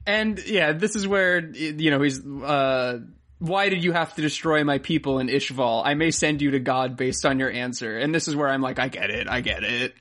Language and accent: English; Florida, United States; I'm from Florida